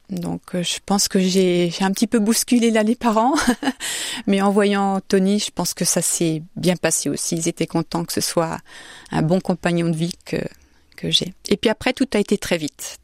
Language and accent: French; Saint-Jean-le-Blanc, Centre-Val de Loire, France; also born or lived in Orléans; now in Austria; Je suis née à Orléans, j'ai grandi à Saint-Jean-le-Blanc